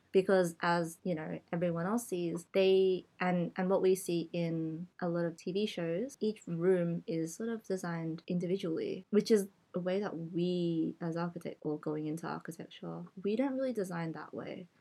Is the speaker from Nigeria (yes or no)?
no; Australia; first language English; So I only know casual Cantonese because it's what I speak at home, but it's not my mother tongue mm. um, because I grew up in Australia.